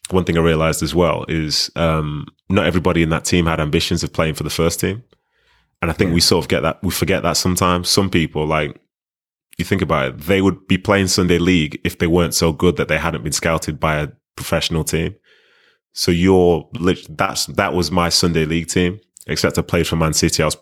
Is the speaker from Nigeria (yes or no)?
yes; Nigeria; now in Manchester, United Kingdom; coming from Nigeria, like those first few years, we were living in Manchester, but it was a very Nigerian household. There's no real British influence within it.